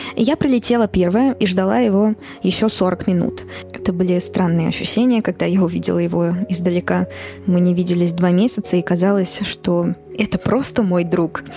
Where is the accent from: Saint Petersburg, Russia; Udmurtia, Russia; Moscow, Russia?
Moscow, Russia; я родилась и выросла в Москве